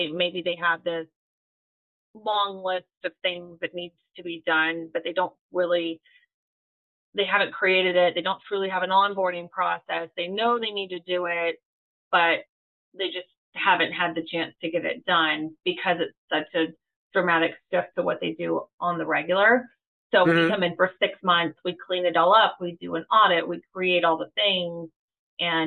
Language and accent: English; Florida Panhandle, United States; I grew up in the Panhandle